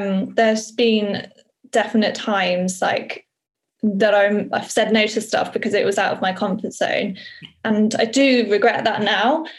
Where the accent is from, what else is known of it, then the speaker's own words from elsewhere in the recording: Somerset, South West England, United Kingdom; moved away as an adult; also born or lived in London; where I grew up in Somerset